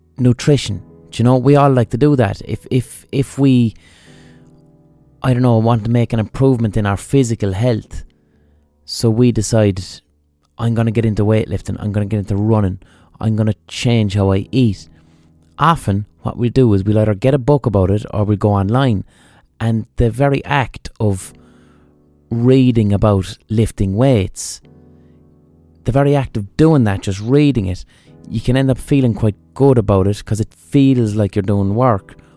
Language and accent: English; Limerick, Munster, Ireland; I'm from Limerick